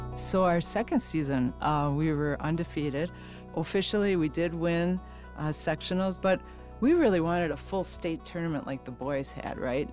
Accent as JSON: {"language": "English", "town": "Manitowoc", "region": "Wisconsin", "country": "United States", "tie": "born or raised there", "said": "we grew up in Manitowoc, Wisconsin"}